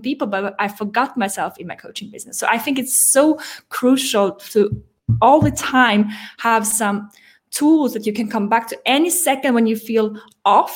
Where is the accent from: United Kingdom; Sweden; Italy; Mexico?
Sweden; moved away as an adult; also born or lived in France; I grew up in Sweden, moved to France when I was 21